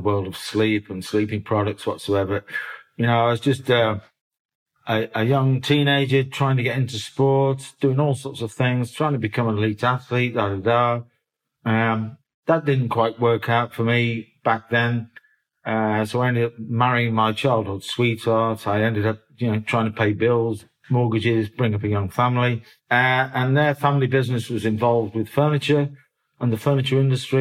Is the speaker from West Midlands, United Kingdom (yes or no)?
yes; Birmingham, West Midlands, United Kingdom; moved away; also born or lived in Oldham, Manchester; I was born in North Birmingham.